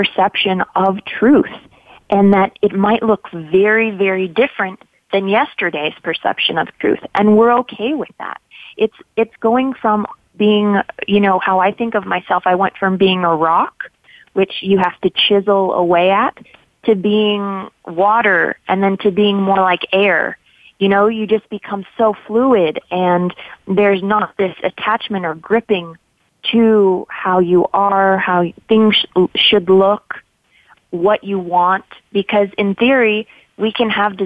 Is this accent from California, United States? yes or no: yes; Los Angeles, California, United States; I grew up in Los Angeles